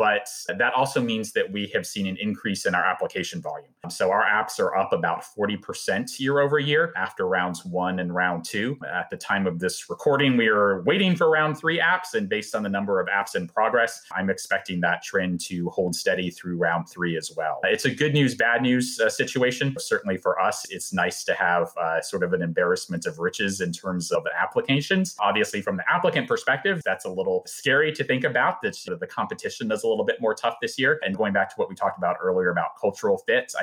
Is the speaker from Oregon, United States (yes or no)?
no; Arlington, Virginia, United States; moved away as an adult; also born or lived in Los Angeles; now in Nashville, United States; I'm originally from Arlington, Virginia, in the DC area, and then had lived in LA for about 8 years.